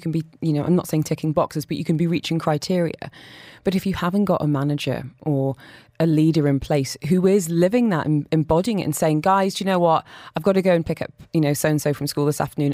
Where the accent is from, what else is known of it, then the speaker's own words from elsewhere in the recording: Hexham, North East England, United Kingdom; now in Dubai, United Arab Emirates; I'm from Hexham